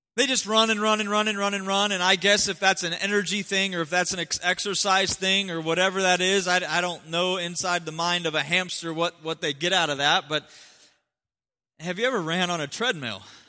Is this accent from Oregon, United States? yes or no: no; Ohio, United States; moved away; I'm from Ohio